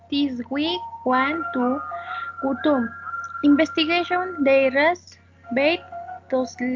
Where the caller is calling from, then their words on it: Mexico City, Mexico; I am calling from Mexico City.